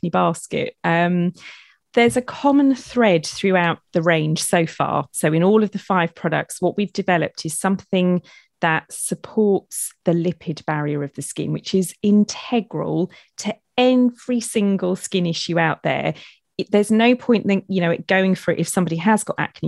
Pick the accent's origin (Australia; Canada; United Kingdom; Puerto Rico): United Kingdom; I'm being very British